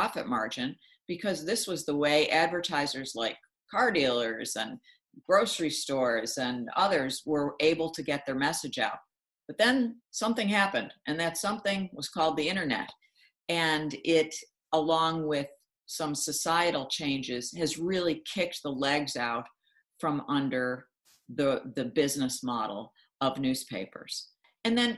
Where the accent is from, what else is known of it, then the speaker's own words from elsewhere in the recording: Buffalo, New York, United States; I had summer internship offers at the two papers in my hometown of Buffalo.